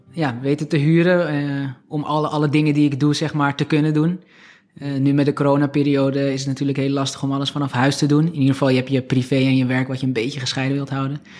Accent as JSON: {"language": "Dutch", "town": "Alkmaar", "region": "North Holland", "country": "Netherlands", "tie": "born or raised there", "also_born_or_lived": "Turkey / Heiloo / Heemskerk", "lives_now": "Beverwijk, Netherlands", "said": "Nee, ik ben geboren in Alkmaar. Ook tot mijn tiende daar gewoond. Daarna zijn we met mijn ouders naar Turkije verhuisd."}